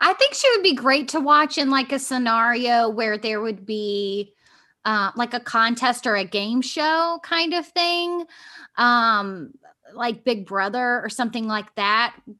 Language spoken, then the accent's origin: English; Virginia Beach, Virginia, United States; I'm from Virginia Beach